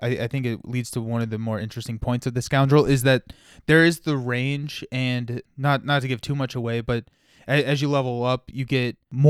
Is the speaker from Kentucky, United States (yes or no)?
yes; Kentucky, United States; I'm from Kentucky.